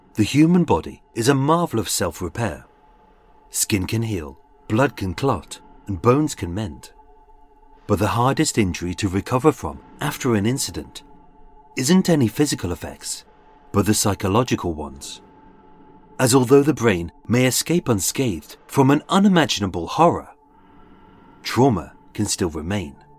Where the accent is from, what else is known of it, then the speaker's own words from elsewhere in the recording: United Kingdom; being British, the most important places are the pubs. We celebrate everything in pubs